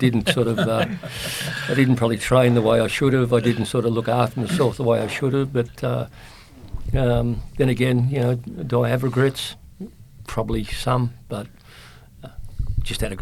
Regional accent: Sydney, New South Wales, Australia; also born or lived in Ireland / England; I grew up in Redfern

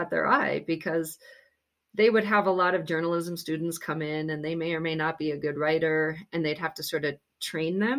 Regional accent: Grand Forks, North Dakota, United States; moved away; I went back to my hometown in Grand Forks, North Dakota

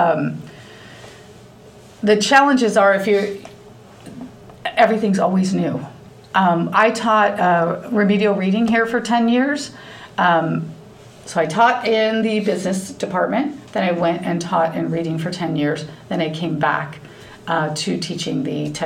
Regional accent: Loveland, Ohio, United States; I grew up in Loveland. I graduated from Loveland High School

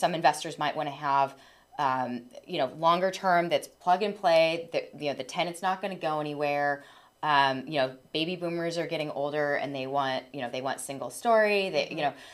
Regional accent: Orange County, California, United States; I'm born and raised in Orange County

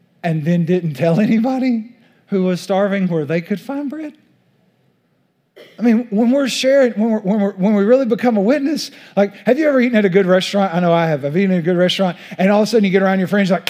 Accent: East Texas, United States; accent: East Texas; my East Texas accent

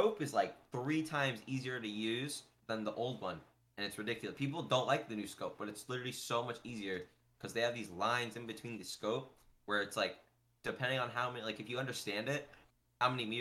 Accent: Orange County, California, United States; I'm from Orange County

